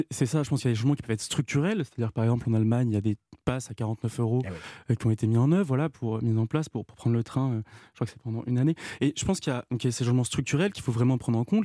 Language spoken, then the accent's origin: French; Rouen, Normandy, France; on était ensemble à Rouen au lycée Gustave Flaubert